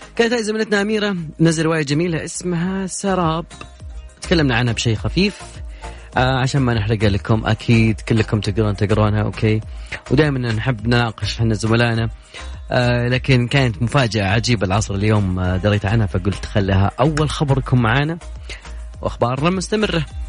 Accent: Saudi Arabia; عندنا في السعودية

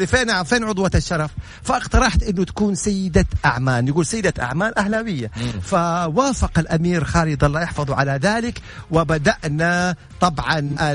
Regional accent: Saudi Arabia

